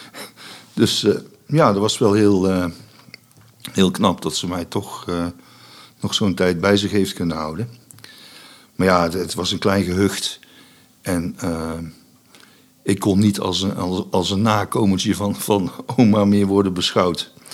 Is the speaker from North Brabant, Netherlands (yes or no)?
yes; Vught, North Brabant, Netherlands; also born or lived in Enschede / Boxtel; ik ben opgegroeid in Vught